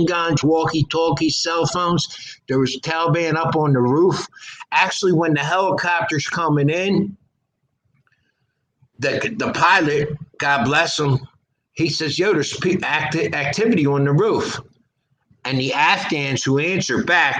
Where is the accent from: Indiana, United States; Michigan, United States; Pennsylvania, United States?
Pennsylvania, United States; Philadelphia; We're from Philadelphia